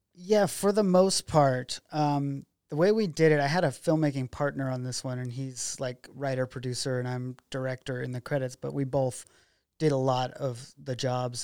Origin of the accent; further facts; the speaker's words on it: McKenzie River, Oregon, United States; I grew up out on the Mackenzie River